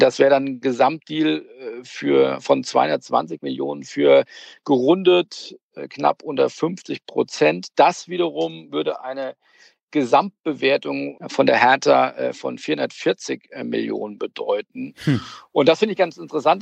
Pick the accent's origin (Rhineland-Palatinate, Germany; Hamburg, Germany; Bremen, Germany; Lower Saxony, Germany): Hamburg, Germany; ich komme ja aus Hamburg